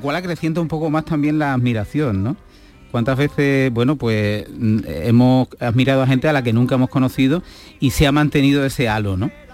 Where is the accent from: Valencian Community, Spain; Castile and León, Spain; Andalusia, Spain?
Andalusia, Spain; Huelva; mi paisano Arcángel, o yo su paisano, somos de Huerva